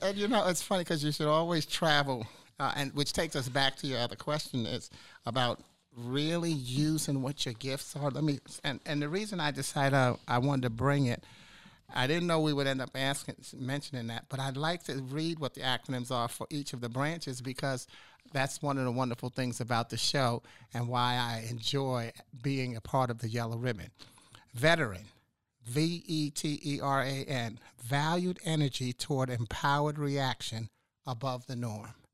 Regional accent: New York City, New York, United States; moved away as an adult; also born or lived in Washington, D.C. / Chicago; now in Charlotte, United States; I'm from New York City originally.

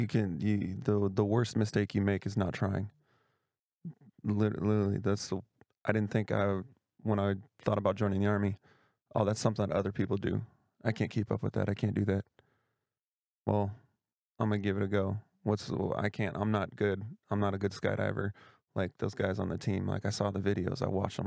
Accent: Tacoma, Washington, United States; moved away as an adult; also born or lived in Europe / Florida / Georgia / Arizona; I was that guy that didn't wanna leave his hometown when I'm from Tacoma, Washington

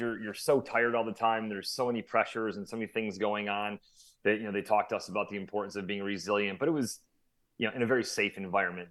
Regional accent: Syracuse, New York, United States; I grew up in Syracuse, New York, central New York

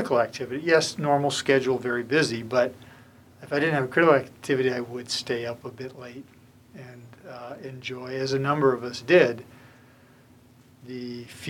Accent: Southern California, United States; also born or lived in Moscow; now in Monterey, United States; I grew up in Southern California, surfing, skateboarding

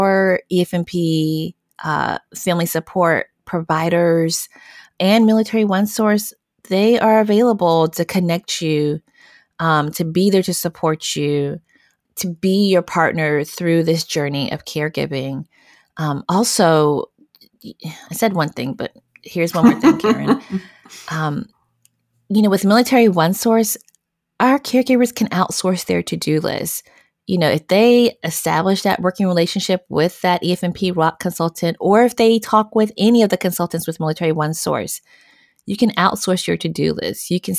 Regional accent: Southwest, United States

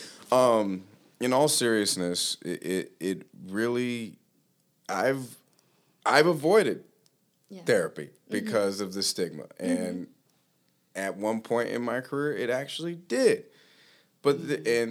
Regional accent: Los Angeles, California, United States; moved away as an adult; also born or lived in Utah; now in Plymouth, United States; I grew up in Los Angeles

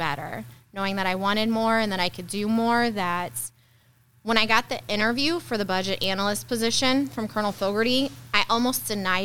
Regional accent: St. Jacob, Illinois, United States; born and raised in St. Jacob.

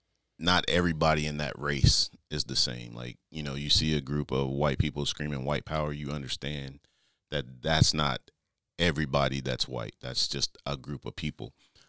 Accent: Stone Mountain, Georgia, United States; I guess I'll start with where I grew up in Stone Mountain, Georgia. It's what we call the east side of Atlanta. So it's like 20 minutes outside of Atlanta. But I grew up there.

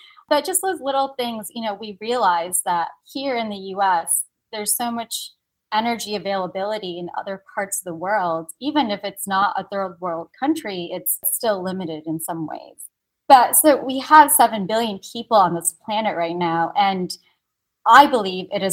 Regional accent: Connecticut, United States; also born or lived in Italy / Korea; I was born and raised here in Connecticut

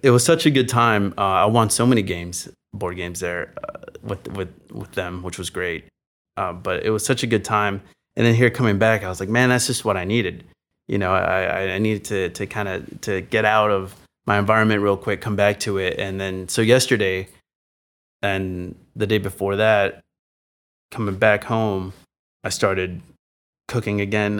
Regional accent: San Antonio, Texas, United States; moved away; I grew up in San Antonio, Texas

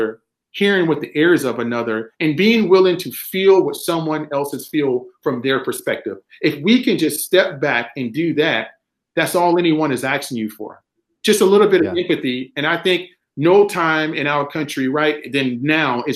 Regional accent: South Carolina, United States; moved away as an adult; I'm a kid from South Carolina

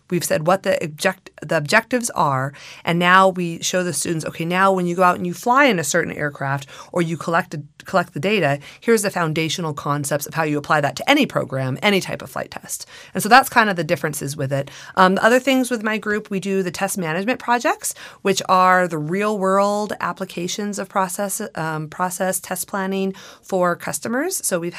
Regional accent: California, United States; So I grew up in the Antelope Valley, surrounded by flight tests, surrounded by the B-2 being built out at Palmdale and seeing that fly.

